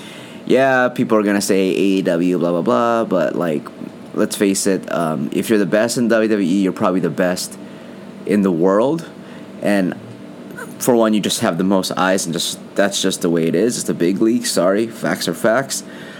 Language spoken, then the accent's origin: English; Philippines; being that I'm Filipino, and I loved it since I was a kid.